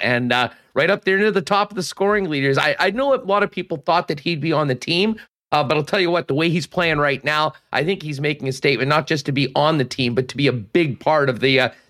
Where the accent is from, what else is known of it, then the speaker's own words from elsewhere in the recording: Canada; as a Canadian